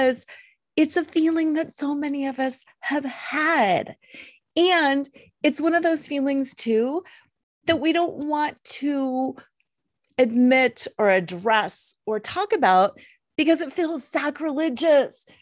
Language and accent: English; Colorado, United States; I'm from Colorado